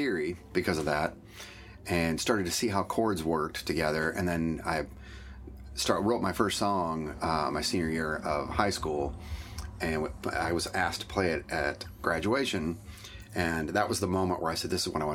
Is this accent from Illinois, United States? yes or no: yes; Bloomington, Illinois, United States; moved away as an adult; also born or lived in Iowa; I went to University of Iowa for a year and then moved back home. I'm from Bloomington, Illinois, originally